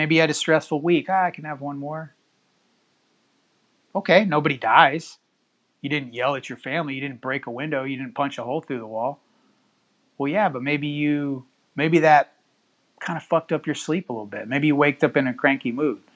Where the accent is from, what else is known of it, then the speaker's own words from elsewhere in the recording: Houston, Texas, United States; also born or lived in Cypress, Texas; I'm in the Houston area. Born and raised in Houston. About 10 years ago, moved out to the Cypress area